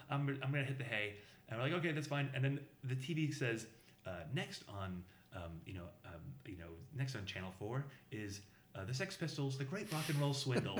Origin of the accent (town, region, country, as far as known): Boston, Massachusetts, United States